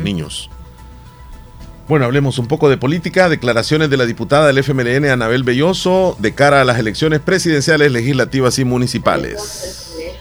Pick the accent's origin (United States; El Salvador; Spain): El Salvador; así somos los salvadoreños